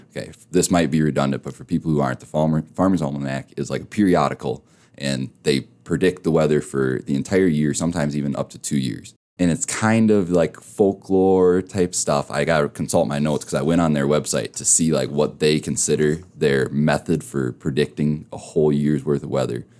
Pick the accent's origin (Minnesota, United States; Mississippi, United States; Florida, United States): Minnesota, United States; now in Rapid City, United States; I'm from Minnesota originally